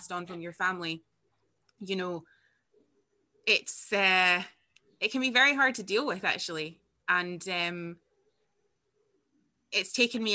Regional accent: far north of Scotland, United Kingdom; I am Scottish and I was born here, and I grew up in outside of the most northerly town in Scotland

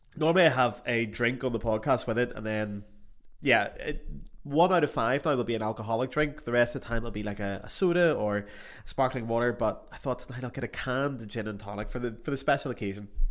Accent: Belfast, Northern Ireland, United Kingdom; moved away as an adult; also born or lived in Paris; I was home in Belfast two weeks ago

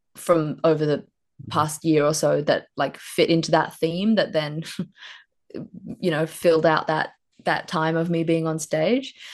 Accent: Queensland, Australia; moved away as an adult; also born or lived in Brisbane; now in Melbourne, Australia; I moved down here from Queensland right in time for the pandemic. And because my ra, flatmate and I were from Queensland, we'd never seen a rabbit before

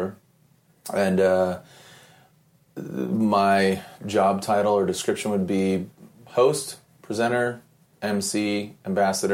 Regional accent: San Diego, California, United States; born or raised there; also born or lived in Sunnyvale, California / Cupertino, California

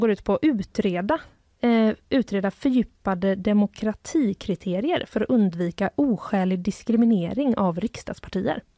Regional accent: Gothenburg, Västra Götaland, Sweden; jag är född i Göteborg

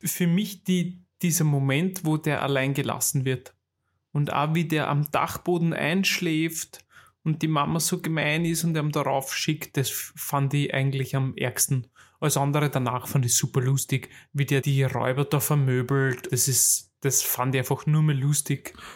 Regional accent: Vienna, Austria; bei uns in Wien

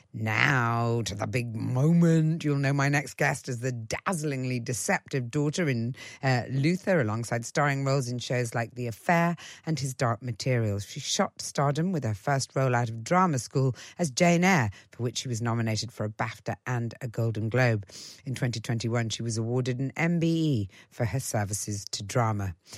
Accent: Ireland; I was brought up in Ireland

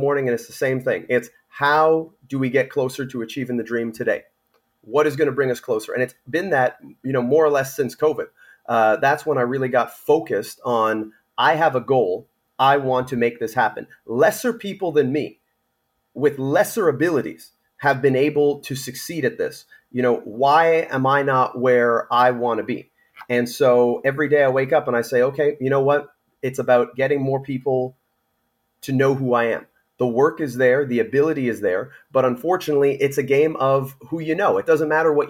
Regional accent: Canada; as a Canadian

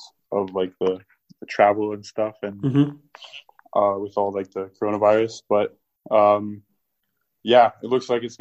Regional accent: London, United Kingdom; also born or lived in Toronto, Canada; born in Toronto in Canada. And then when I was about like 7 or 8, we moved over here to London. And yeah, I just kind of grew up here

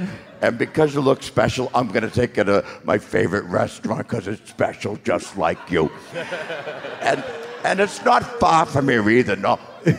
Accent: Boston, Massachusetts, United States; I mentioned I'm from Boston.

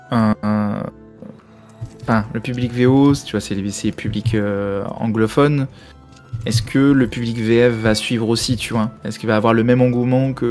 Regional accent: Lorraine, Grand Est, France; also born or lived in Alsace; parce que moi, je suis lorrain, donc ah, l'Alsace, bah, c'est mes voisins.

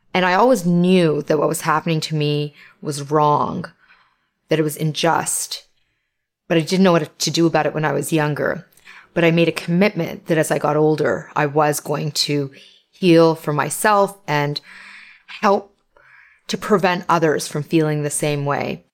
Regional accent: Toronto, Ontario, Canada; I'm Canadian. I live in Canada. And I was born here of immigrant parents

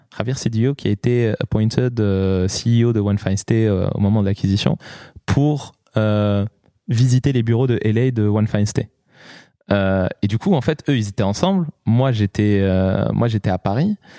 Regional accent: Morocco; moved away; also born or lived in Lyon; Moi, je, suis né, j'ai grandi au Maroc

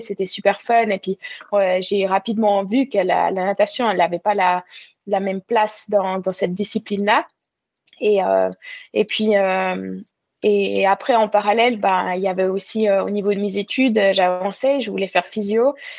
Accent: Val-de-Ruz, Neuchâtel, Switzerland; moved away as an adult; also born or lived in Lausanne, Switzerland / Vevey, Switzerland; now in La Tour-de-Peilz, Switzerland; j'ai grandi dans le canton de, Neuchâtel, au Val de Rue

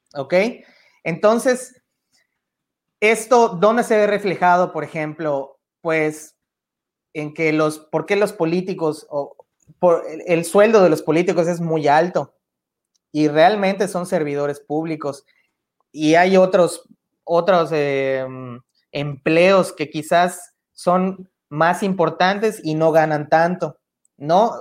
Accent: Mexico; como mexicanos

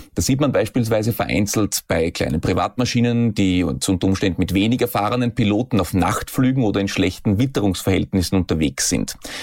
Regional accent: Austria; hier bei uns in Österreich

